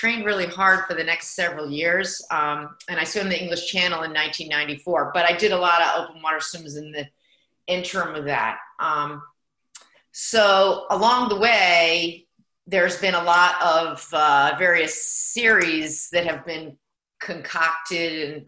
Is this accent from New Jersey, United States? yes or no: no; Pennsylvania, United States; born there; also born or lived in New York / Connecticut; I consider myself an East Coaster still. Lived in New York and Connecticut. I was born in Pennsylvania.